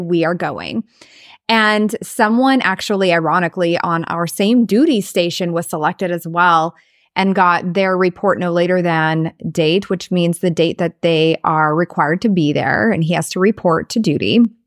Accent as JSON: {"language": "English", "region": "Southwest Iowa", "country": "United States", "tie": "born or raised there", "also_born_or_lived": "Florida / Idaho / Arizona / Missouri", "moved": "as an adult", "lives_now": "South Dakota, United States", "said": "we grew up in Southwest Iowa"}